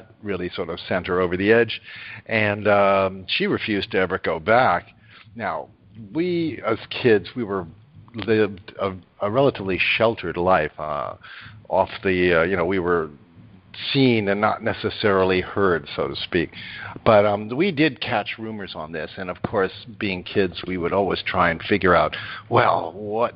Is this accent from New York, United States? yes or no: yes; New York, United States; also born or lived in Rhinebeck, New York; I was born in New York, and my parents were very well off